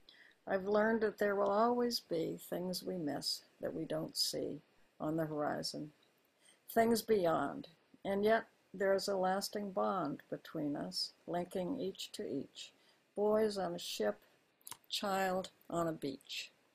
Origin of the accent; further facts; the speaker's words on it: Honolulu, Hawaii, United States; born there; As you said, I was born in Hawaii. My father was a career military officer. He was in the Army all his adult life. And so I was born in Honolulu.